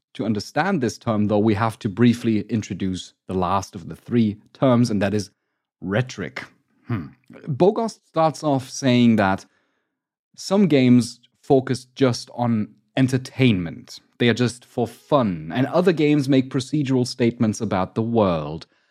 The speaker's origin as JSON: {"language": "English", "country": "Germany", "said": "I'm from Germany"}